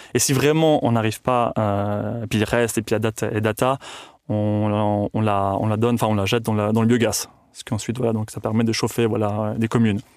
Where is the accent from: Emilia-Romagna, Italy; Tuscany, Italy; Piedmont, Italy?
Tuscany, Italy; also born or lived in Switzerland; now in Cuarnens, Switzerland; je suis né en Suisse, mais j'ai grandi en Toscane, en Italie.